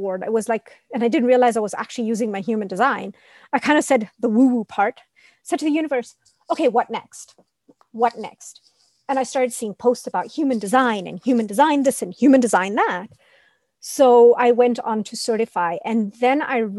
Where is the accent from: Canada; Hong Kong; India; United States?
India; being Indian